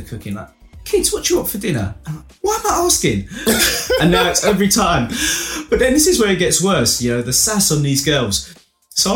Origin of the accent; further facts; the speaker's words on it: Romford, London, United Kingdom; moved away as an adult; now in Colchester, United Kingdom; I'm originally from Romford. And still, you know, go back home and see my folks.